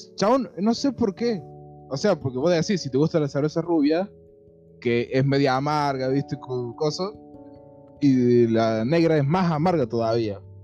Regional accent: Córdoba, Argentina; somos de Córdoba capital

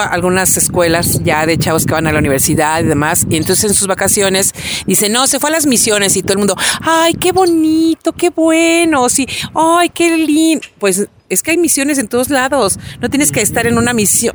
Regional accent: Mexico; así somos los mexicanos

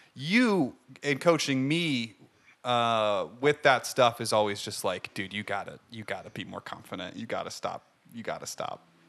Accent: Ohio, United States; moved away; I'm from Ohio

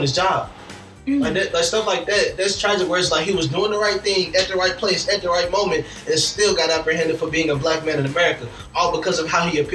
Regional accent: Louisville, Kentucky, United States; I'm from Louisville. I go to U of L, graduate next year

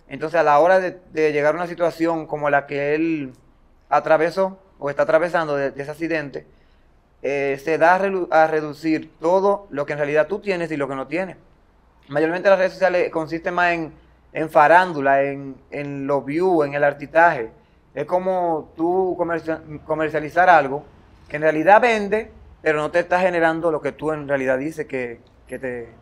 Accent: Baní, Peravia, Dominican Republic; soy de Baní, eh, una comunidad llamada Matagorda, ubicada en la provincia de Peravia

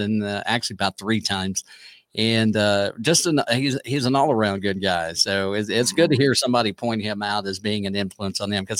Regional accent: Kennett, Missouri, United States; born or raised there

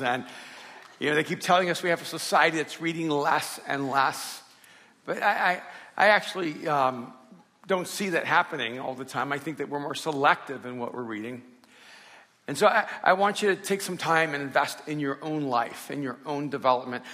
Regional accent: Miami, Florida, United States; also born or lived in El Salvador; grew up in Miami when I came over from El Salvador

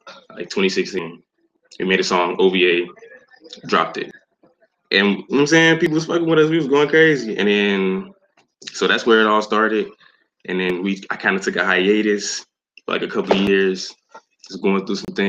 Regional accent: Chicago, Illinois, United States; from the South Side of Chicago. I was born here, born and raised since 1999

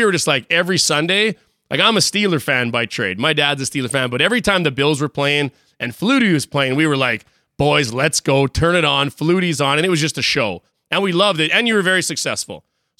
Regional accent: Regina, Saskatchewan, Canada; I grew up in Regina

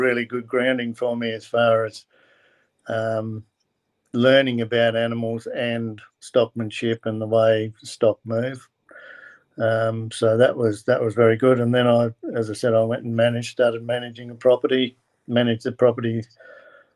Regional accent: Kingston, South Australia, Australia; also born or lived in Victor Harbor, South Australia; I was born in Kingston, down the southeast of South Australia, and lived on a farm there

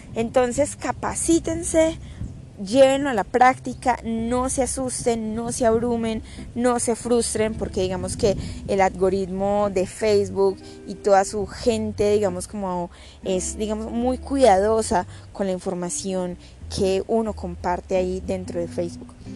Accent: Colombia; soy de Colombia

